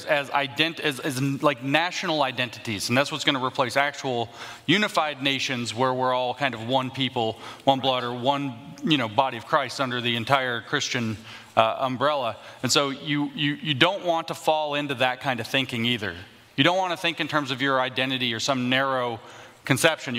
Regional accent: the South, United States; I'm a Southerner

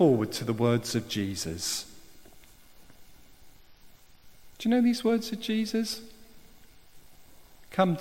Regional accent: South Wales, United Kingdom; I'm from South Wales

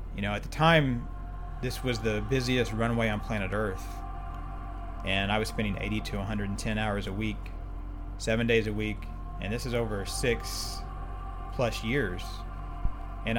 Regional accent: Oklahoma, United States; moved away as an adult; I grew up in Oklahoma

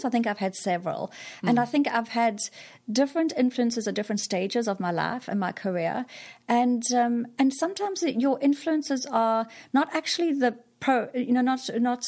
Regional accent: KwaZulu-Natal, South Africa; moved away as an adult; also born or lived in Singapore; So I'm from South Africa originally. I grew up in South Africa, went to school there, went to college

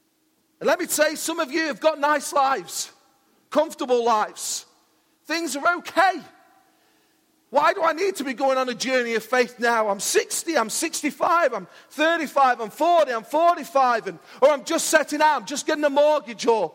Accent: Mansfield, East Midlands, United Kingdom; I'm from Mansfield

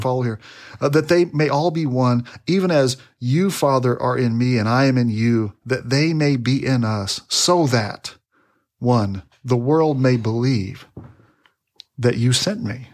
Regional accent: Texas, United States; we're from Texas. You know, we're down here in Texas

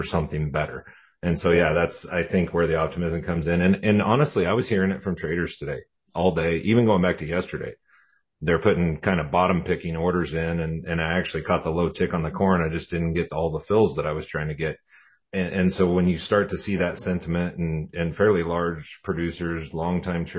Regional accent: Southwest Kansas, United States; I'm from Southwest Kansas

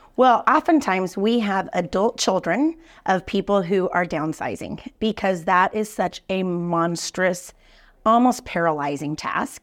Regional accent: Denver, Colorado, United States; now in Kansas City, United States; grew up in Denver

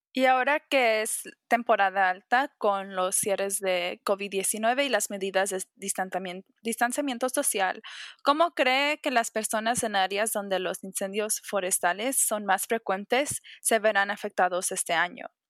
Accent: San Fernando Valley, California, United States; nací y me creí en el Valle de San Fernando.

